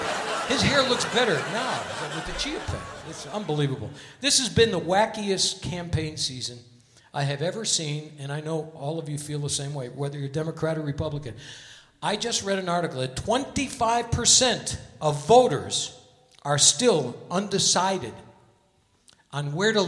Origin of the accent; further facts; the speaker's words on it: Hartford, Connecticut, United States; now in Las Vegas, United States; because I'm from Hartford, Connecticut.